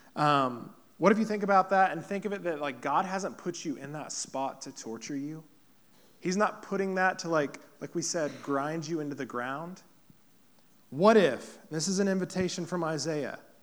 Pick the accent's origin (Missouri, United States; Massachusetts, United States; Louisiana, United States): Missouri, United States; Poplar Bluff; moved away as an adult; also born or lived in Kansas City, Missouri; now in Blue Springs, United States; Popper Bluff is where I grew up. This is my hometown